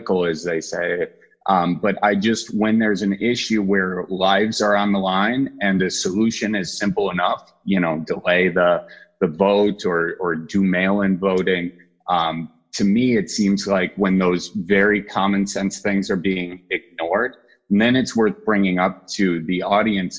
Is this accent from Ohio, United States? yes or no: no; Wisconsin, United States; accent: Midwest; So I'm from Wisconsin